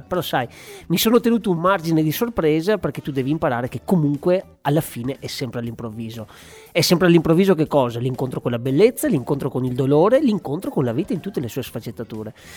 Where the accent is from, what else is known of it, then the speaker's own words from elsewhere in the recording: Asiago plateau, Veneto, Italy; also born or lived in Padua; della mia terra, dell'alto piano di Asiago